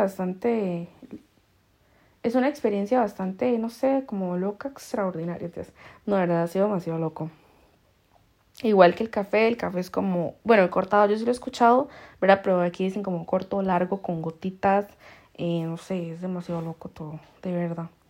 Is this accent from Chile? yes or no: no; Costa Rica; now in Spain; nosotros que solo somos lo tico, lo tico y lo más tico